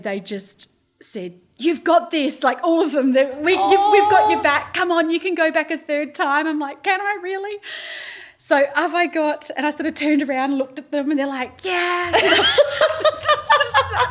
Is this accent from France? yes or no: no; Australia; I'm Australian